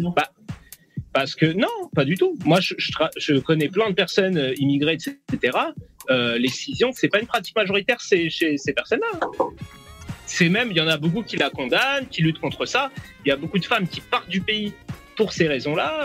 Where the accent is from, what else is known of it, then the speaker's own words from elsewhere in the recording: France; ma culture elle est 100% française